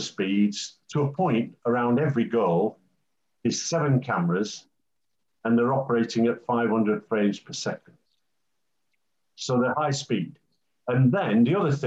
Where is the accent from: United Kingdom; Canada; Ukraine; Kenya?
United Kingdom; England; I'm an Englishman